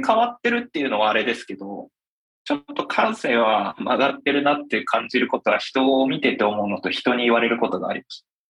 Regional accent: Hokkaido, Japan; moved away as an adult; now in Tokyo, Japan; 僕は北海道出身で、20歳の時に大学を中退して、こちらに出てきました。

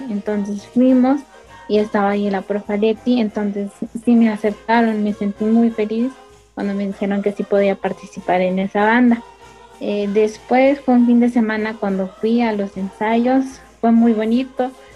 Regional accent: Santa María Tepec, Oaxaca, Mexico; soy de Santa María Tepec

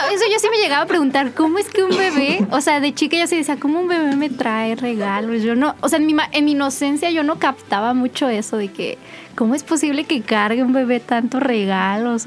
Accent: Mexico City, Mexico; me mudé a la Ciudad de México

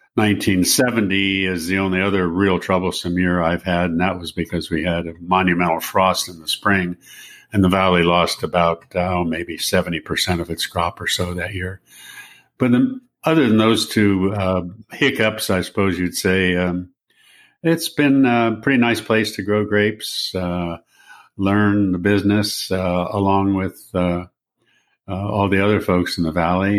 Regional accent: San Francisco, California, United States; I'm from San Francisco and, um, was born and raised there

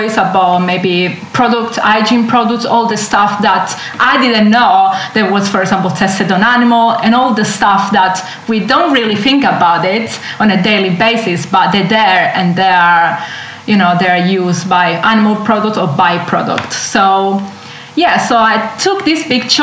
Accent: Southern Italy, Italy; English is a second language; moved away as an adult; now in London, United Kingdom; I grew up in Italy and I had fresh fish every day.

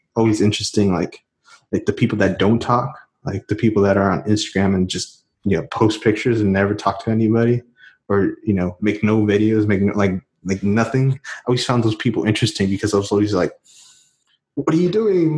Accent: Houston, Texas, United States; Houston, Texas

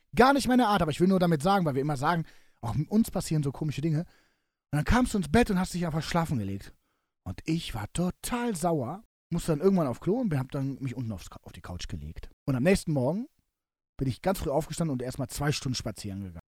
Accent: Cologne, North Rhine-Westphalia, Germany; mein Köln meine Heimatstadt ist

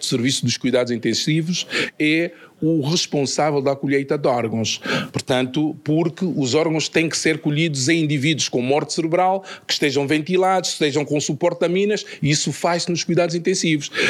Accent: Luanda, Luanda Province, Angola; de onde nasci, na cidade de, de Luanda

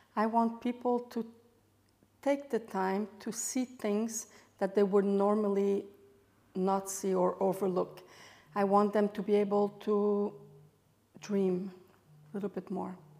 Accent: Montreal, Quebec, Canada; moved away as an adult; also born or lived in Europe; I'm French Canadian, uh, born and raised in Montreal, Canada.

